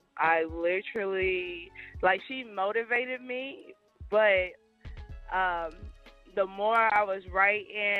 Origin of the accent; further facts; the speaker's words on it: Indianapolis, Indiana, United States; now in Atlanta, United States; I am from Indianapolis, but I stay in the ATL